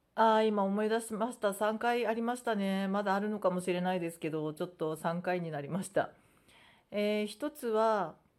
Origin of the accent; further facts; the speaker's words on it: Japan; first language Japanese; もともとね生まれ育ったのが日本で日本人ですから